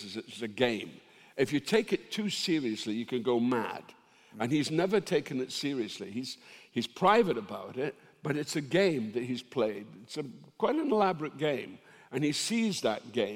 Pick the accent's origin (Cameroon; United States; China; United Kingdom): United Kingdom; Dundee, Scotland; My family originally came from Ireland to work in the jute mills of Dundee, and it was the women. My hometown, it's very matriarchal.